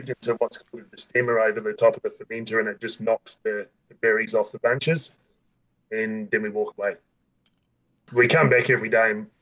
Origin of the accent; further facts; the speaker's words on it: South Australia, Australia; I grew up in South Australia, you know, it's quite hot.